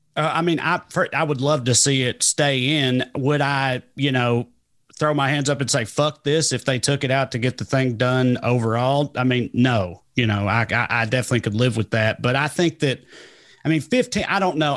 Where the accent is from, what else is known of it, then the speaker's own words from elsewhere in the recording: Celina, Tennessee, United States; Salina, Tennessee. We're actually, as the crow flies, we grew up about fifty or sixty miles apart